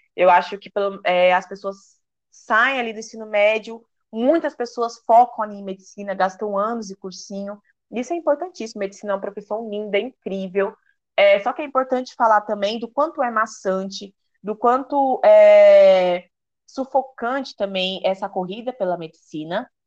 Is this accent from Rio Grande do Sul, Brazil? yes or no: no; São Paulo, Brazil; moved away as an adult; now in Recife, Brazil; eu nasci em São Paulo, sou né, de São Paulo, amo São Paulo, é, vivi muito tempo né, da minha vida ali.